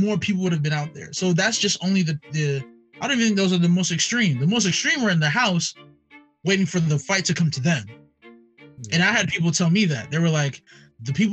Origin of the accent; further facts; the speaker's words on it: New York, United States; I'm from New York.